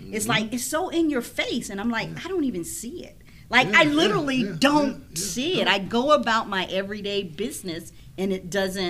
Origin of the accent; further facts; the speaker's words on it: the South, United States; which is totally amazing to me, because I grew up in the South where all the Black people was the same.